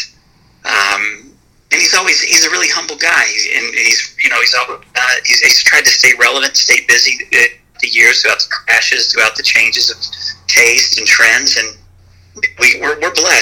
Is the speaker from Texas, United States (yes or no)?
yes; Fort Worth, Texas, United States; moved away as an adult; now in Austin, United States; I'm born and raised in Fort Worth, but I'd moved down to Austin for work